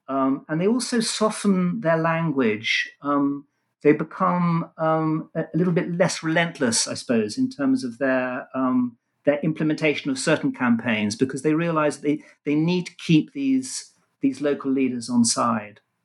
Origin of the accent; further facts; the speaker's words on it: London, United Kingdom; also born or lived in Israel; I was born in London and, apart from a, a short spell in Israel, was raised and educated in England